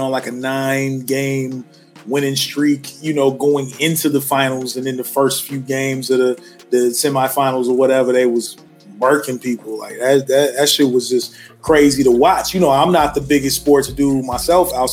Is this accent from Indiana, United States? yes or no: no; Chicago, Illinois, United States; now in Phoenix, United States; my hometown heroes, the Bulls